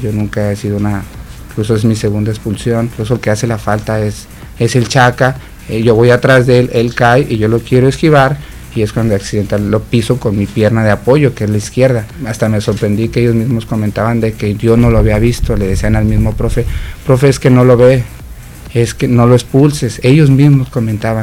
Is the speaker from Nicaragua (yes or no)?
no; Zamora, Michoacán, Mexico; Zamora, de donde yo soy